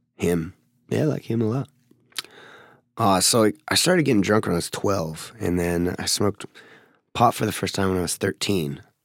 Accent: Seattle, Washington, United States; also born or lived in Federal Way, Washington; I was born in Seattle, like, like downtown Seattle

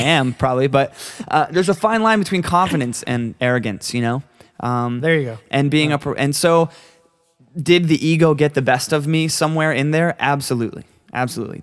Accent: Florida, United States; I'm a kid from Florida that that you know grew up playing music with my best friends

